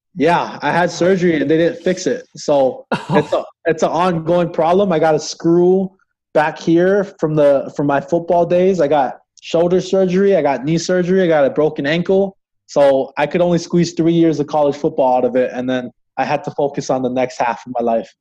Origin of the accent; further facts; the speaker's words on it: Hawaii, United States; moved away as an adult; now in Crookston, United States; I'm originally from Hawaii